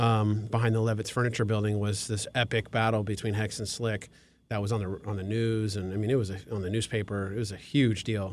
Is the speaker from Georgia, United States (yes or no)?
no; Glendale, California, United States; also born or lived in Thousand Oaks; I grew up in Glendale